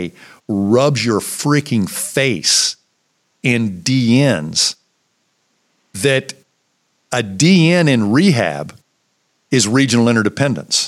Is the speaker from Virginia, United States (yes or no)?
yes; Virginia, United States; when I came back to my hometown to practice